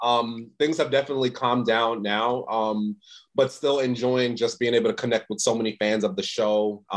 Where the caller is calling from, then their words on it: Los Angeles, California, United States; Yeah, I'm in the States. I'm in LA.